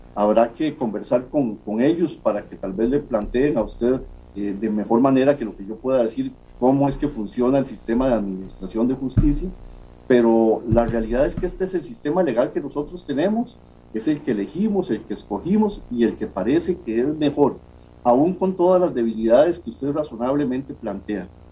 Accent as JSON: {"language": "Spanish", "country": "Costa Rica", "said": "como costarricenses"}